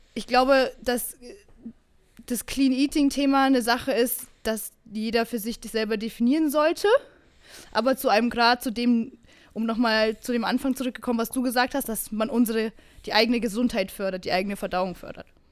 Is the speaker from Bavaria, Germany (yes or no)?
yes; Bavaria, Germany; now in Berlin, Germany; ich komme aus Bayern